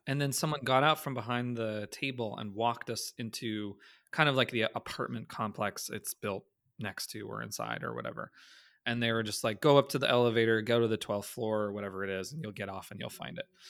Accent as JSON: {"language": "English", "country": "Canada", "said": "As a Canadian"}